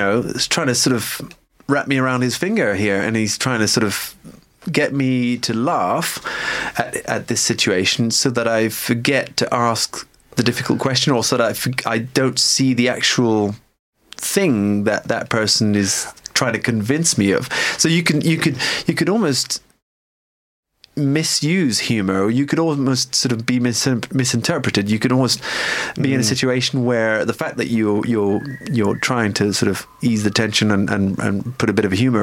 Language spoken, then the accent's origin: English; United Kingdom; now in Paris, France; us as British